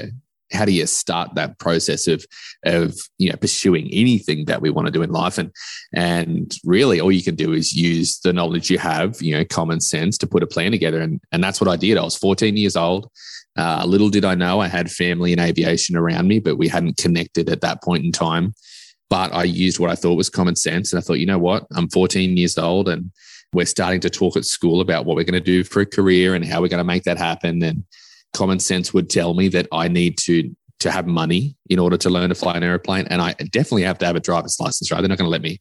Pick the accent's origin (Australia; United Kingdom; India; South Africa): Australia; moved away; also born or lived in West Texas; I am actually from Australia